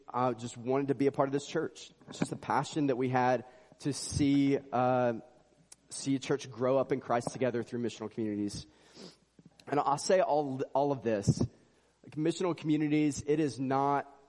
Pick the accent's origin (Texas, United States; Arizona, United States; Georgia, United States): Georgia, United States; moved away as an adult; also born or lived in Central Virginia; I grew up in Georgia, but moved there to go to college